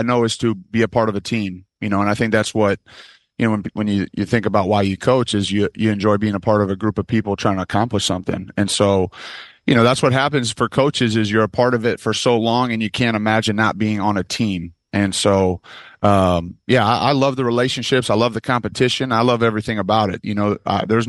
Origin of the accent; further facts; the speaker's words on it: Michigan, United States; moved away; I'm from Michigan